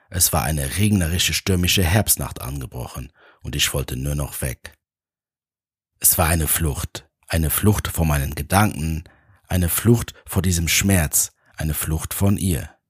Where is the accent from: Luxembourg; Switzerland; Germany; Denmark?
Luxembourg; now in Vienna, Austria; Mein Plan war es, in meine Heimat nach Luxemburg zu fliegen. Ich lebte schon seit einigen Jahren in Wien